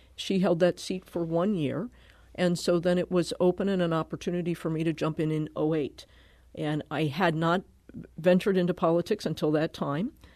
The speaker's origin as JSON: {"language": "English", "region": "Connecticut", "country": "United States", "tie": "born or raised there", "also_born_or_lived": "Milwaukee", "moved": "yes", "lives_now": "Kirkwood, United States", "said": "I grew up in Connecticut."}